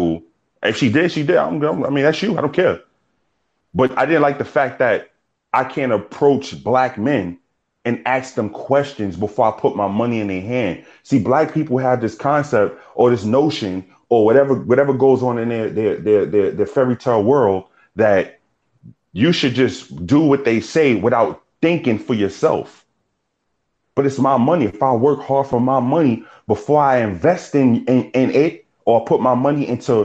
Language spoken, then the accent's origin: English; New York City, New York, United States; moved away; also born or lived in South Carolina; I'm from New York